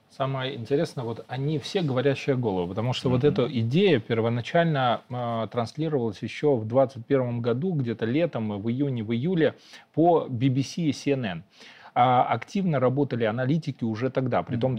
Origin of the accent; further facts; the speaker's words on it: Belarus; мы, белорусы